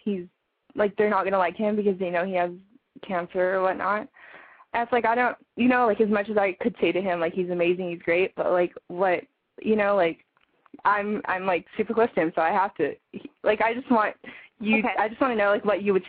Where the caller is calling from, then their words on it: Glendale, California, United States; I'm calling from Glendale.